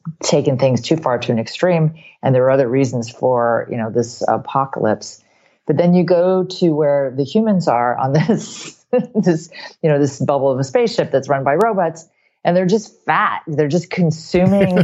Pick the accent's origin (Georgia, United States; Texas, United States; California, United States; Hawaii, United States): Hawaii, United States; I'm from Hawaii